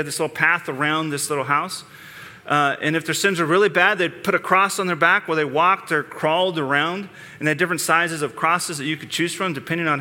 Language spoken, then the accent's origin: English; United States; growing up in the Lower Valley.